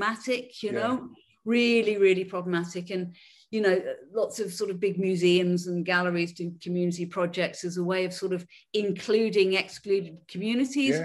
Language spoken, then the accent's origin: English; Liverpool, North West England, United Kingdom; accent: Scouse; moved away as an adult; also born or lived in Crosby / West Derby / Edinburgh; But I grew up in Liverpool. I'm a scouser